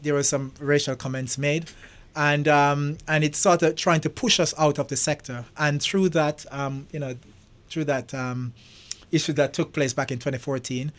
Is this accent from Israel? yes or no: no; Jamaica; moved away as an adult; also born or lived in England / London; now in United States; I was brought up in Jamaica.